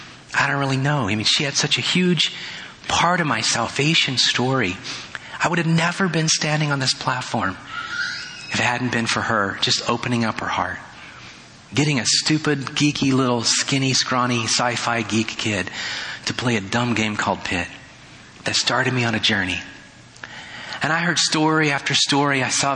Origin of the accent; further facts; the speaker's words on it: Indiana, United States; born there; I was born in Indiana, so I know what snow is all about